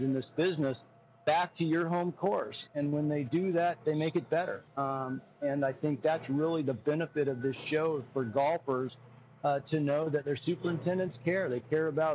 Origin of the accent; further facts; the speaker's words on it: Arizona, United States; I grew up in Arizona, and it's a hot place